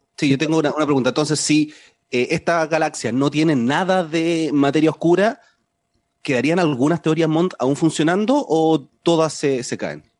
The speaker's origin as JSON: {"language": "Spanish", "country": "Chile", "accent": "Chilean", "said": "mi acento en el podcast, eh, acento chileno, y yo hablo normal, no trato de cambiar mi acento"}